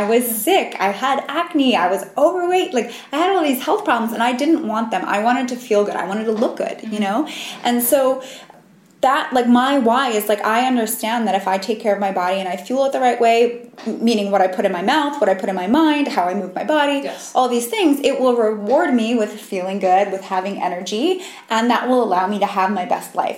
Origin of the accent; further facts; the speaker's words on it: New York, United States; I grew up in New York